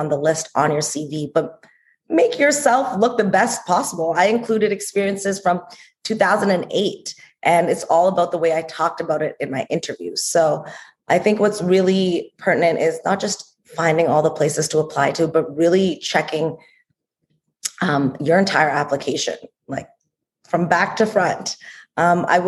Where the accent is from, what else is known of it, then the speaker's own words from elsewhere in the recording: Toronto, Ontario, Canada; accent: Canadian; moved away; I'm also from Toronto, Canada.